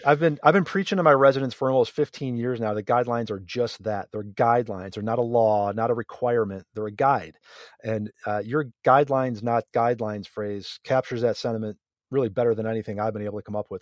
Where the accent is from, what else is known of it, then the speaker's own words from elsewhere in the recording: near Buffalo, New York, United States; I grew up near Buffalo